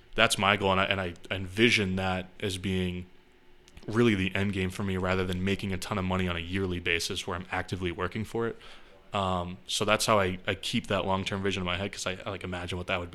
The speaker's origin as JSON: {"language": "English", "town": "Chester", "region": "New Hampshire", "country": "United States", "tie": "born or raised there", "also_born_or_lived": "Massachusetts", "said": "I grew up in Chester, New Hampshire, just some small town"}